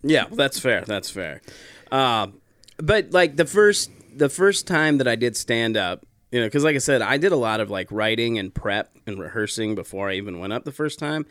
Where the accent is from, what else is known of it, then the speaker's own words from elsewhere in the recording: South Dakota, United States; I grew up in South Dakota